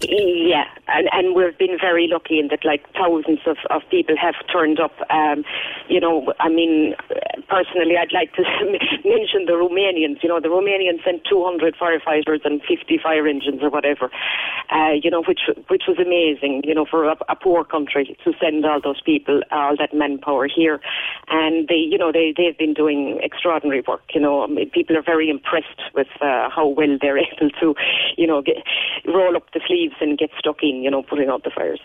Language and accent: English; Kerry, Munster, Ireland; moved away; I'm from Kerry